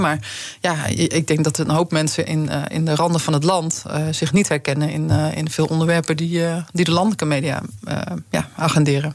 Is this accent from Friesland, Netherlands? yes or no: yes; Friesland, Netherlands; Ik kom zelf uit Friesland